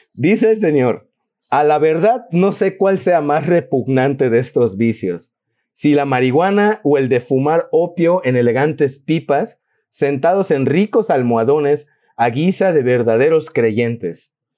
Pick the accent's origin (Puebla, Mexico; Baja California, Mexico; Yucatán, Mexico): Yucatán, Mexico; los que somos de Yucatán